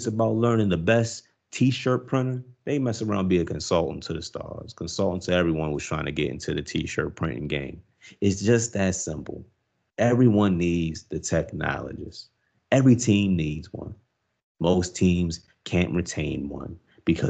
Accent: United States; I'm American dude, but as American as they come

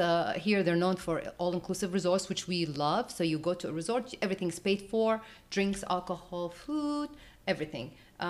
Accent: Jerusalem, Jerusalem District, Israel; also born or lived in Jordan; Now, internationally, I was born in Jerusalem, so of course I lived there, so I know the area, I know everything.

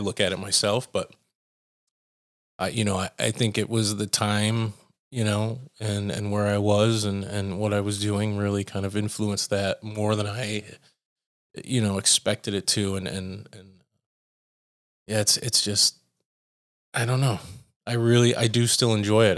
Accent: United States; as an American electronic musician

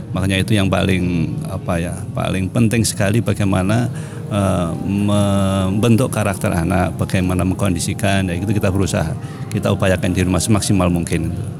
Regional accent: Kediri, East Java, Indonesia; moved away; saya asli Kediri, jadi mesti ke, apa, ibu di Kediri

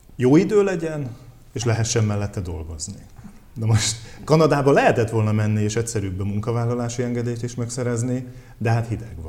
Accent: Veszprém County, Hungary; moved away; vidéken éltem, tehát én nem budapesti vagyok

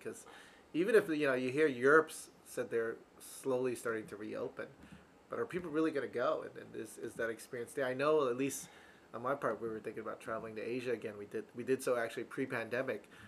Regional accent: East Coast, United States; I'm from the East Coast.

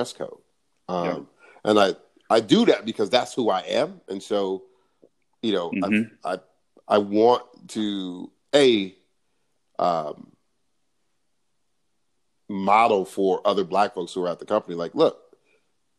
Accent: Los Angeles, California, United States; I grew up in South LA, with a single mom

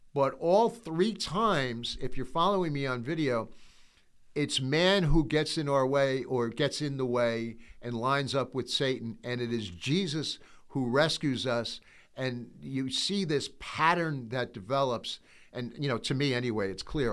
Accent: United States; I'm an American. I'm proud to be an American

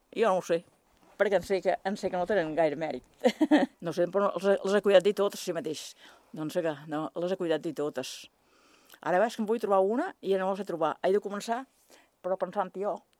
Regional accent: Sant Jordi, Balearic Islands, Spain; Vaig néixer a Sant Jordi.

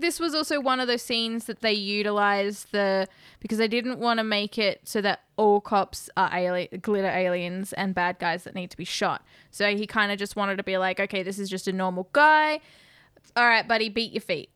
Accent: Australia; as an Australian who's never been to America

